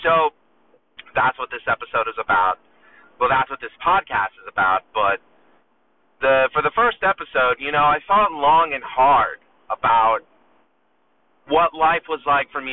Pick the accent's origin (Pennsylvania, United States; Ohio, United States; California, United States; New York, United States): New York, United States; New York City; also born or lived in Long Island, New York; I'm a musician from Long Island, New York. Born and raised in Astoria, Queens